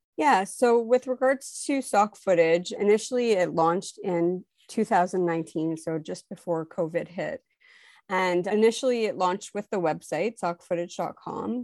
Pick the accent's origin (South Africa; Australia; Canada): Canada; Montreal, Quebec; now in Toronto, Canada; I'm originally from Montreal, Quebec. I now live in Toronto, Ontario.